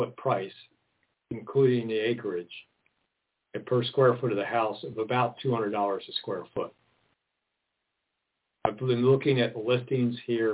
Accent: Maryland, United States; now in Oregon, United States; I'm originally from Maryland

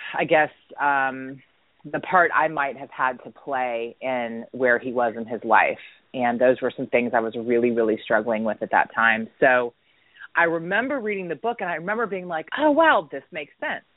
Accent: Atlanta, Georgia, United States; also born or lived in Dunwoody, Georgia / Marietta, Georgia; I was born and raised um, here in Atlanta, Georgia and I actually grew up here

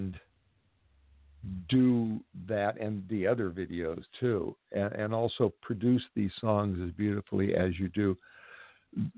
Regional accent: Los Angeles, California, United States; since this is my hometown

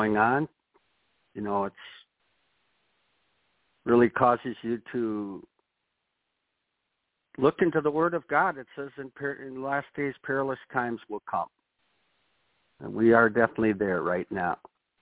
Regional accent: Watertown, Wisconsin, United States; conservative little Watertown

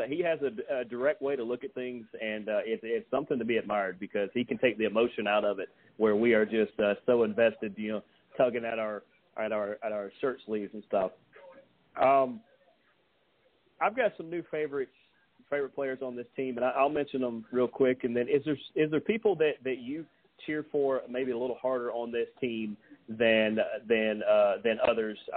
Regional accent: Dallas, Georgia, United States; I see how many people are from Paulding County because my hometown is Dallas. I live

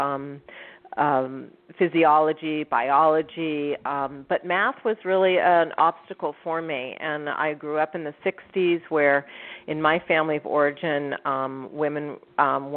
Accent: San Francisco, California, United States; now in Los Angeles, United States; I was born and raised in San Francisco. I currently live in Los Angeles

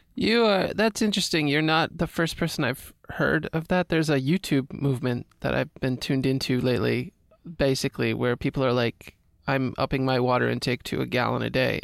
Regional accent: Washington, District of Columbia, United States; now in California, United States; when I go back home to D C

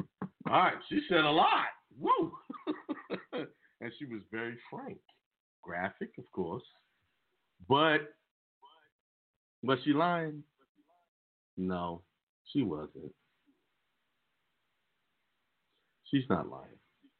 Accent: New York, United States; I was raised in New York, so that I came up in a different way, you know, take the bus.

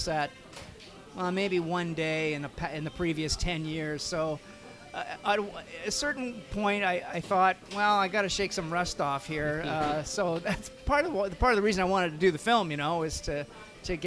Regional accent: Vancouver, British Columbia, Canada; I live and work in Vancouver, Canada, and which is my hometown.

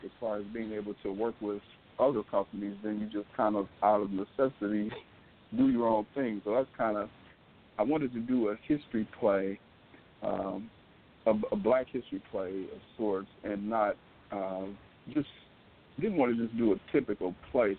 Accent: Detroit, Michigan, United States; I grew up in Detroit

